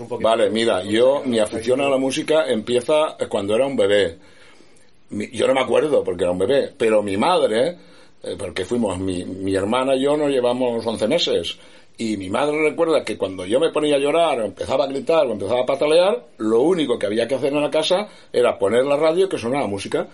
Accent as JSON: {"language": "Spanish", "town": "Estivella", "region": "Valencian Community", "country": "Spain", "also_born_or_lived": "Segorbe / Alicante", "said": "Yo soy de Estivella"}